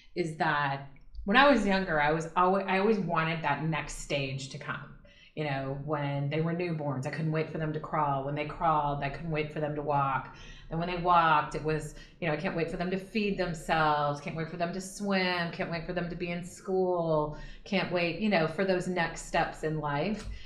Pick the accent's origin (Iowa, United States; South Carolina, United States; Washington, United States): Iowa, United States; Marshalltown; moved away; I am from Iowa, central Iowa, a town called Marshalltown, Iowa